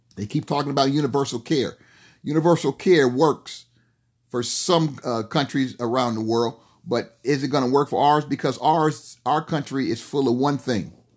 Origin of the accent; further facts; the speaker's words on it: United States; we as American people, and especially we as black people